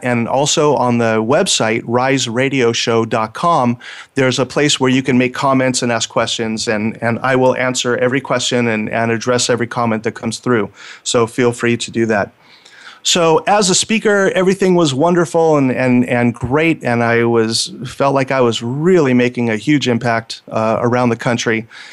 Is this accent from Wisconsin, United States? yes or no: no; Los Angeles, California, United States; I grew up in Los Angeles